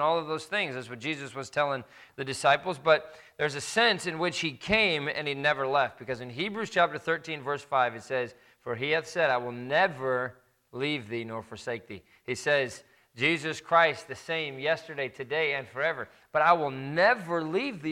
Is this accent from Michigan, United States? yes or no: no; Indiana, United States; moved away; we have fond memories of growing up in Indiana, overlooking mounds of lake effect snow